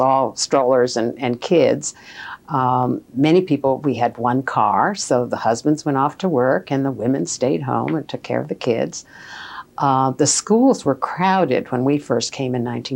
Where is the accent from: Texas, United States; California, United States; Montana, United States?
Montana, United States; Plentywood; moved away as an adult; also born or lived in Medicine Lake, Montana / Missoula, Montana / Upper Merion Township, Pennsylvania; now in King of Prussia, United States; I was born in Plentywood, Montana, and that's a town with very few trees, but it's out there.